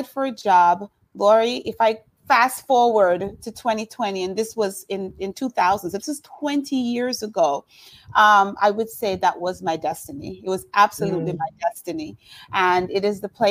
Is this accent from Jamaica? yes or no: yes; Jamaica; moved away as an adult; now in Miami, United States; I'm Jamaican. I came here about 25 years ago. I actually came here to go to school, to go to college. I did high school and junior college in Jamaica and came to Miami